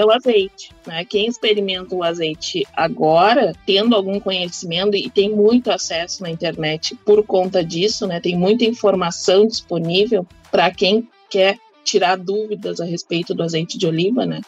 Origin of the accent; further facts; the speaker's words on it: Bagé, Rio Grande do Sul, Brazil; eu sou de Bagé, Rio Grande do Sul